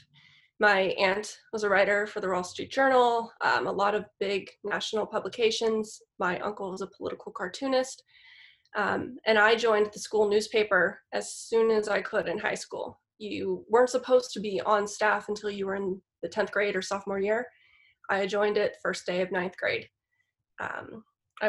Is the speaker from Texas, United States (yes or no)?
no; Los Angeles, California, United States; accent: Valley girl; moved away as an adult; now in Sonoma, United States; Born and raised down in the San Fernando Valley.